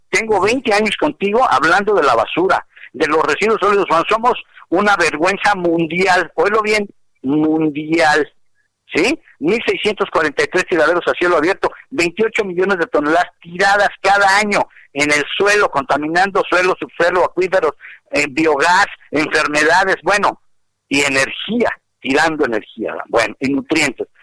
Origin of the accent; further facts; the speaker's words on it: Mexico; no somos extranjeros, somos mexicanos